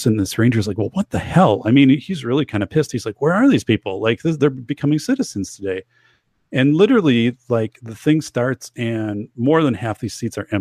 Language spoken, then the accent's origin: English; near Madison, Wisconsin, United States; right outside Madison, Wisconsin